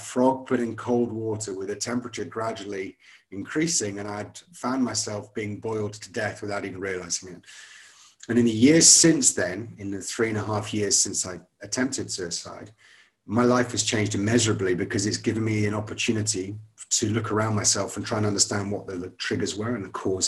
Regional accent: Scotland, United Kingdom; moved away; I went to a good private school in Scotland. I'm from Scotland originally

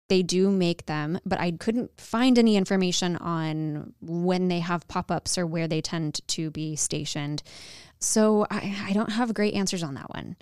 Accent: Arizona, United States; now in Dallas, United States; I am from Arizona

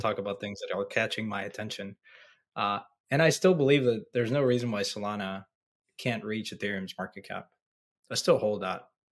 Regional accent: Mexico; my hometown, my home country, Mexico

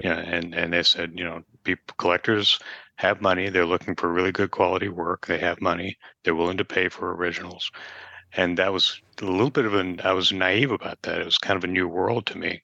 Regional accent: Nashville, Tennessee, United States; I, I grew up in Nashville

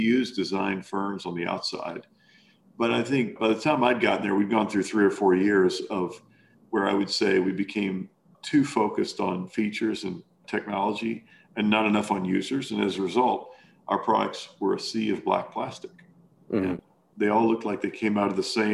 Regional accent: Kentucky, United States; moved away as an adult; also born or lived in Arkansas; I grew up in Kentucky

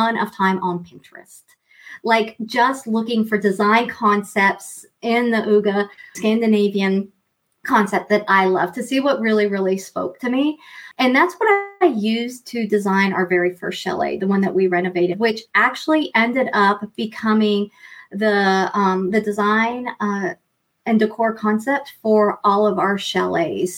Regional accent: East Coast of the U.S., United States; moved away as an adult; also born or lived in Montreal, Quebec / Vancouver; now in Quebec, Canada; I grew up on the East Coast in the U.S.

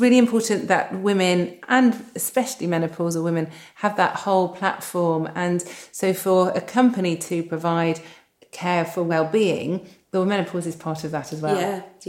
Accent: United Kingdom; And because we're so British, we don't talk about sex.

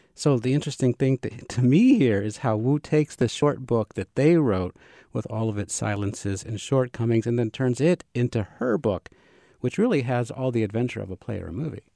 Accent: Savannah, Georgia, United States; I'm from Savannah

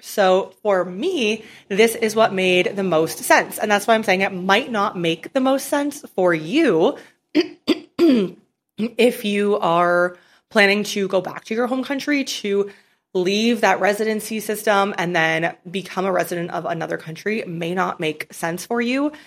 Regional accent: Canada; moved away as an adult; I'm from Canada, so I really don't plan on ever living in Canada again

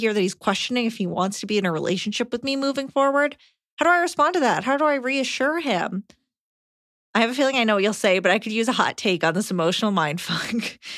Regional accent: Montana, United States; I began graduate school across the country. We're from Montana.

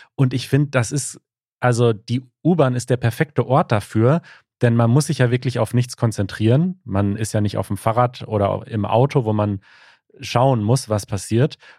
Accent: Norway; ich komme aus Norwegen. Naja, meine Eltern kommen tatsächlich aus Äthiopien, aber ich und meine zwei Brüder sind hier aufgewachsen

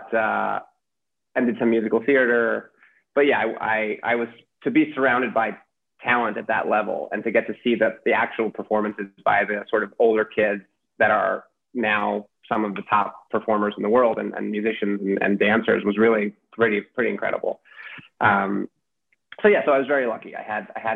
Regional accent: New York City, New York, United States; my childhood growing up in New York City

